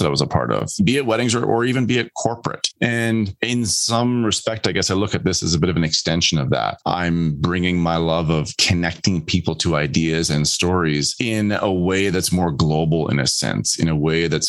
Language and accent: English; Canada; also born or lived in Netherlands; I was born in the Netherlands and moved to Canada when I was just 4 weeks old.